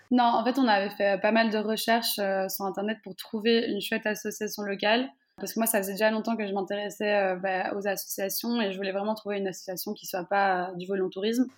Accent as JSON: {"language": "French", "town": "Brussels", "region": "Brussels-Capital Region", "country": "Belgium", "tie": "born or raised there", "said": "je suis née en Belgique, j'ai grandi presque toute ma vie en Belgique"}